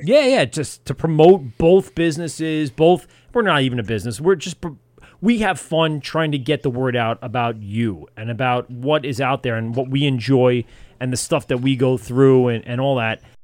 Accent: Amityville, New York, United States; I grew up in Amityville. I live uh, two towns over

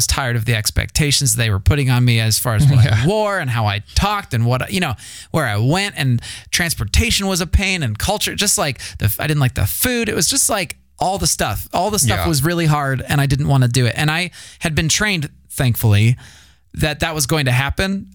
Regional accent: United States; moved away as an adult; also born or lived in Kenya; I was still American

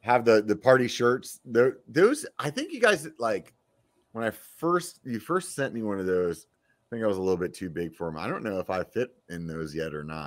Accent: Pennsylvania, United States; also born or lived in Georgia; now in California, United States; I grew up in Pennsylvania

